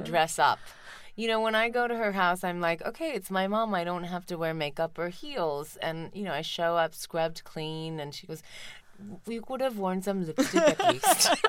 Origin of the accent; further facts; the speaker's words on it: India; moved away; in spite of all the time I spent in, in India, I really didn't go to school in Tamil. Even in, in India, I went to Saint Michael's Academy